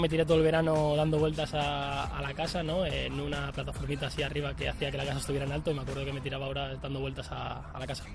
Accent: San Adrián, Navarre, Spain; San Adrián, de donde yo soy

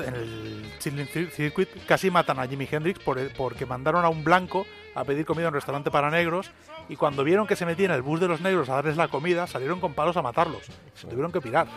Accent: Barcelona, Catalonia, Spain; moved away; also born or lived in Río de la Plata; yo crecí con, un entorno muy similar a, la, a Rosalía, porque crecí en Barcelona.

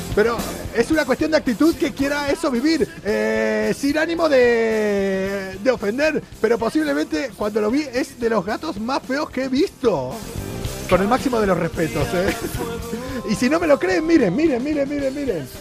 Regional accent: Argentina; accent: argentino; now in Spain; en mi pueblo en Argentina, llamamos cohetes

